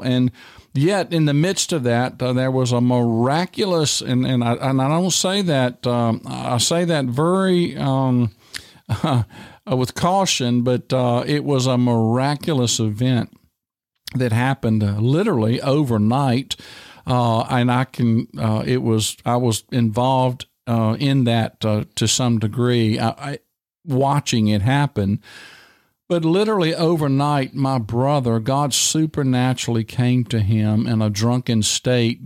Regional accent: Tight Squeeze / Dry Fork, Virginia, United States; moved away as an adult; I grew up there and we raised tobacco

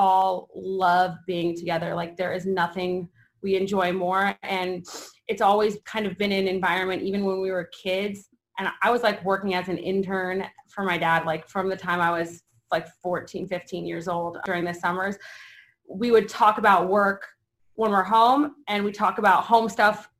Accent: Las Vegas, Nevada, United States; I was born here in 1990

